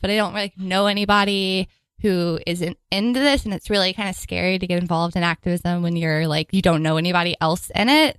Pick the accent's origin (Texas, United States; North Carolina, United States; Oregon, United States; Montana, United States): Texas, United States; moved away as an adult; now in New York City, United States; I'm from Texas